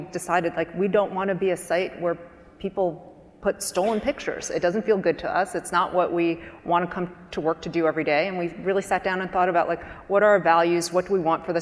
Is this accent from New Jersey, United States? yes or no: yes; New Jersey, United States; I was raised in New Jersey in a small town